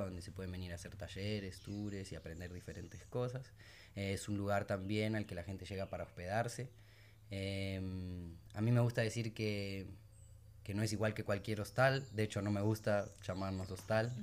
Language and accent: Spanish; Buenos Aires, Argentina; moved away as an adult; also born or lived in Sierra Nevada de Santa Marta, Colombia; now in Minca, Colombia; yo soy de Argentina, eh, de Buenos Aires